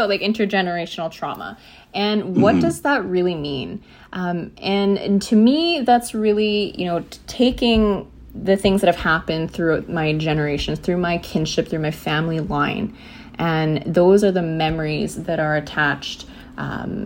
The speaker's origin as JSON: {"language": "English", "town": "Vancouver", "region": "British Columbia", "country": "Canada", "tie": "born or raised there", "said": "I was born in Vancouver. I was born to two Indigenous young people who had actually come from the prairies"}